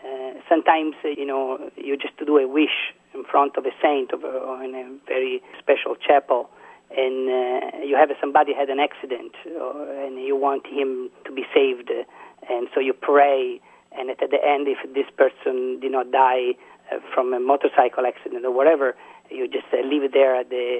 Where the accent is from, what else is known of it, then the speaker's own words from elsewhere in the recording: Siena, Tuscany, Italy; English is a second language; Well, obviously, I'm from Siena, for example, so my role model is St. Catherine of Siena.